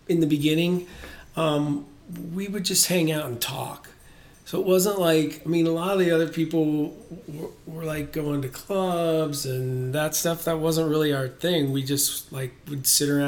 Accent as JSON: {"language": "English", "town": "Canton", "region": "Ohio", "country": "United States", "tie": "born or raised there", "said": "In Ohio, in Canton, Ohio"}